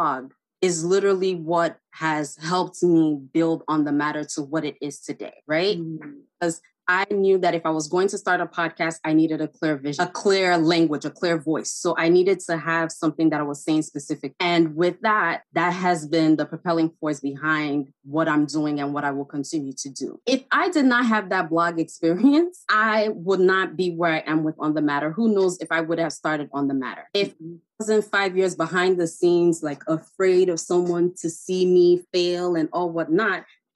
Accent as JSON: {"language": "English", "town": "Enugu", "region": "Enugu State", "country": "Nigeria", "moved": "yes", "lives_now": "New York, United States", "said": "I'm from Enugu, Nigeria, and people from Enugu, they call them Wawa people. They call us Wawa people."}